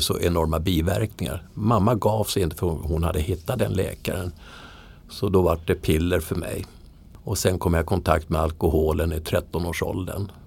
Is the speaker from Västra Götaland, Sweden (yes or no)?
no; Södertälje, Stockholm County, Sweden; moved away as an adult; jag är alltså uppvuxen i Södertälje.